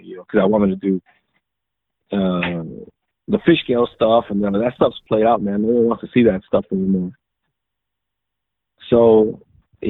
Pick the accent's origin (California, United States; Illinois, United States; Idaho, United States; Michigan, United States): California, United States; Los Angeles; We're from L.A. I don't consider myself from Los Angeles. I'm from the Valley